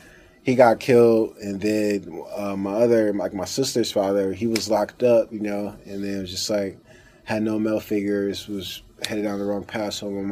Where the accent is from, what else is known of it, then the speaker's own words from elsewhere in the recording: Los Angeles, California, United States; also born or lived in Inland Empire, California; I started off South Central LA, born and raised in Los Angeles, California. Grew up like a regular lower class family, you know.